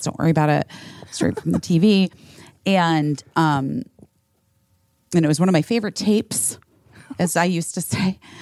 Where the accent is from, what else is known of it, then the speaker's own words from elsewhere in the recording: Scottsdale, Arizona, United States; a kid growing up in Scottsdale, Arizona